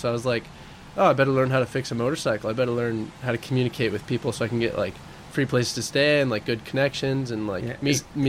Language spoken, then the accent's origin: English; Oregon, United States; also born or lived in Spain; because the college in Oregon for marine biology that's associated with the university is in my hometown. So I could just live at home and go to school and surf like the local breaks where I grew up.